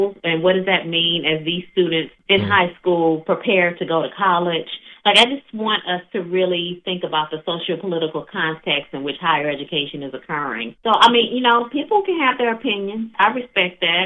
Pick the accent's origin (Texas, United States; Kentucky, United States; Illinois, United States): Illinois, United States; East St. Louis; now in Indianapolis, United States; I've been here a long time, but you know, East St. Louis is my hometown